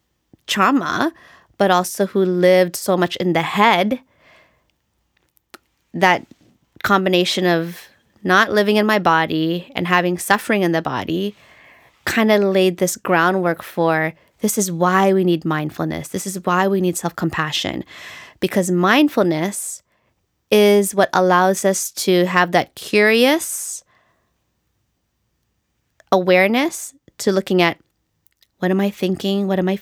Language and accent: English; Philippines; And then other things related to being Filipino and the fact that we were colonized by the Spanish is there is a lot of white supremacy in our culture.